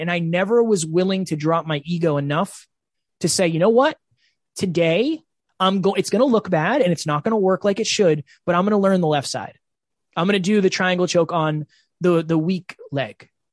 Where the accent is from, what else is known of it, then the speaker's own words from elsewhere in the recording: Uxbridge, Massachusetts, United States; I am originally from Uxbridge, Massachusetts